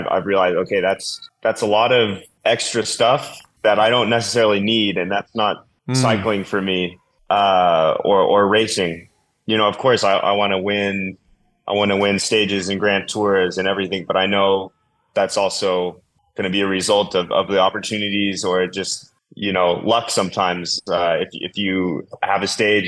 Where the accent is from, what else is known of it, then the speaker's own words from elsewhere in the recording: Colorado, United States; what I grew up with in Colorado mountain bike racing